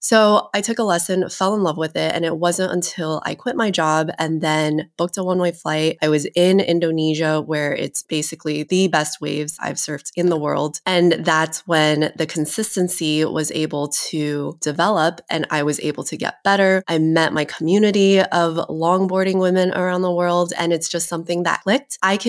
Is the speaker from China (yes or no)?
yes; China; So I think my childhood was somewhat different in the fact that I came from China.